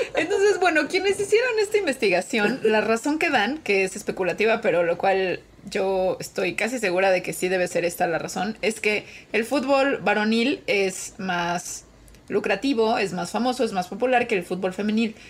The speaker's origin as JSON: {"language": "Spanish", "country": "Mexico", "said": "siendo mexicana"}